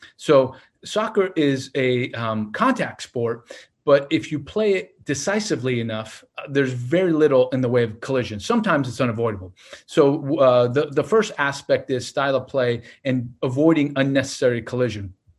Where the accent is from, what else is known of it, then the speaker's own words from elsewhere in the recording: Portland, Oregon, United States; moved away as an adult; now in Laurel, United States; I grew up in Portland